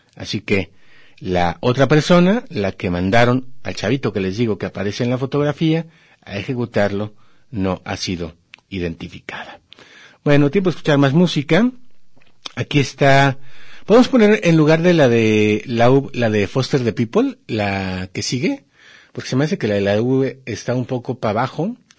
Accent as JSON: {"language": "Spanish", "country": "Mexico", "said": "somos mexicanos"}